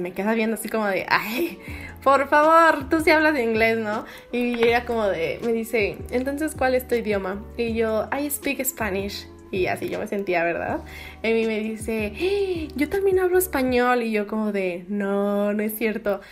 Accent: Mexico; soy de México

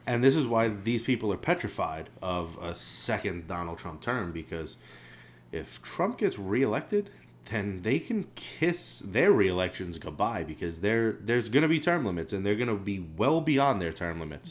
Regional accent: New York City, New York, United States; we're from New York City and Staten Island, which is the only, uh, the only red part of this city.

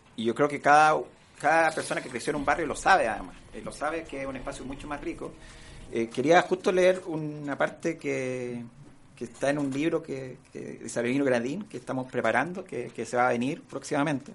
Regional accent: San Bernardo, Santiago Metropolitan Region, Chile; Yo crecí y me crié en San Bernardo

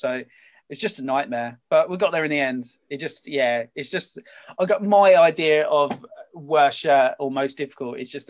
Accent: England, United Kingdom; obviously I'm English, I'm a big England football supporter

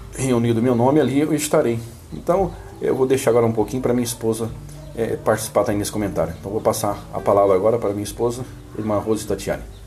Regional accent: Resende, Rio de Janeiro, Brazil; num distrito da cidade de, de Resende, no estado do Rio de Janeiro, que chama Vila da Fumaça, né, um lugar é, onde eu nasci

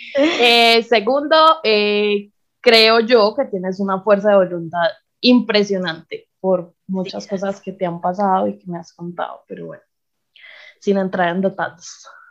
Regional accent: Paisa, Antioquia, Colombia; first language Spanish; also born or lived in Bogotá; Yo soy una mujer paisa de 27 años.

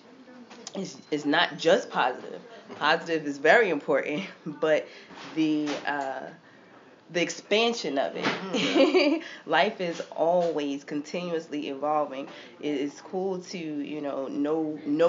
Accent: Philadelphia, Pennsylvania, United States; Growing up in Philly

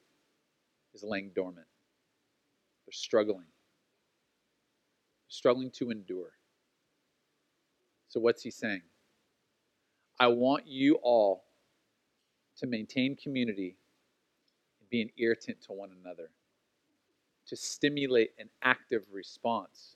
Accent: Oceanside, California, United States; When I was a kid growing up, especially in Oceanside, like we grew up running around in Southern California

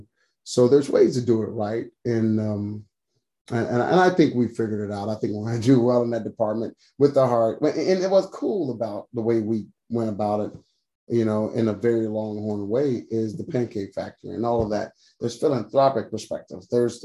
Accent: Waco, Texas, United States; I grew up in Waco

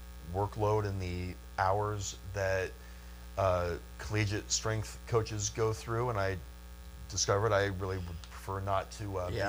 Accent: Lancaster, Ohio, United States; born or raised there

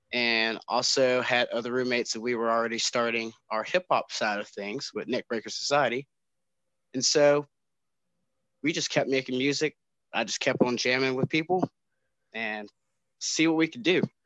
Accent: Winston-Salem, North Carolina, United States; Growing up in Winston was actually pretty cool. Really laid back.

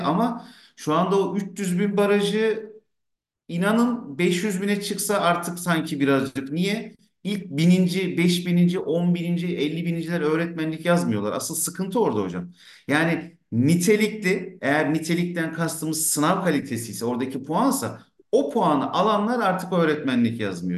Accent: Ankara, Turkey; tıpkı benim gibi işte Ankara'da Mamak'ta bir gece konda doğmuş

